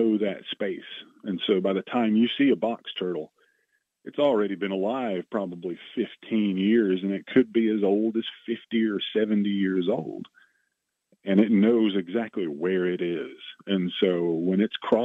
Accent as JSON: {"language": "English", "town": "Chattanooga", "region": "Tennessee", "country": "United States", "tie": "born or raised there", "said": "I grew up in the Chattanooga area"}